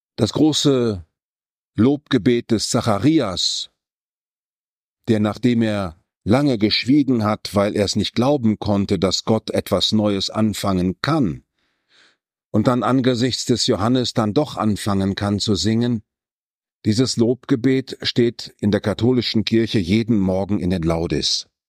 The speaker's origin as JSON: {"language": "German", "region": "North Rhine-Westphalia", "country": "Germany", "said": "Ich komme aus dem Westfälischen"}